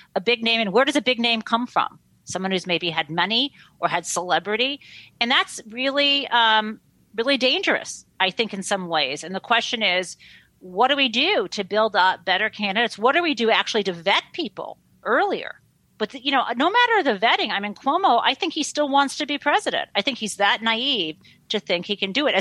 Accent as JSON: {"language": "English", "region": "Michigan", "country": "United States", "tie": "born or raised there", "said": "I grew up in Michigan, I grew up in the Midwest"}